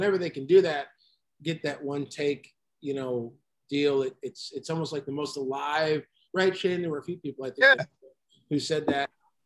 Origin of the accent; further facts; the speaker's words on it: Michigan, United States; I'm from Michigan